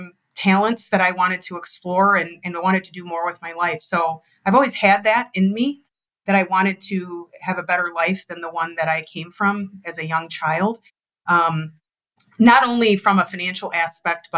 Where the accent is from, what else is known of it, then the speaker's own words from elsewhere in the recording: Detroit, Michigan, United States; born and raised in Detroit, Michigan, dad was a factory worker